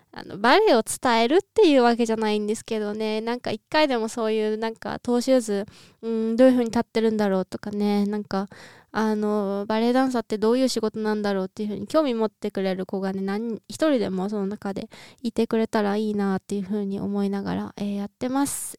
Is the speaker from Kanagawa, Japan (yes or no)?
no; Niigata, Japan; 実家新潟なんで